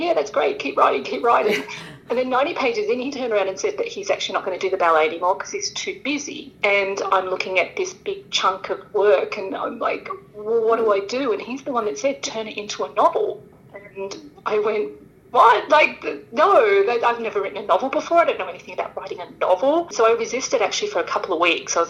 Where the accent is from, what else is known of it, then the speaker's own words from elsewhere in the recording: Sydney, New South Wales, Australia; moved away as an adult; now in Los Angeles, United States; I'm originally from Sydney, Australia, and I moved to Los Angeles